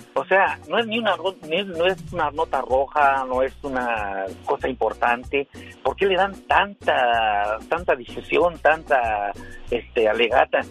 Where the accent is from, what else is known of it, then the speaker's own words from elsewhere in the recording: Cruz Azul, Jasso, Hidalgo, Mexico; yo soy de Cruz Azul de Jaso Hidalgo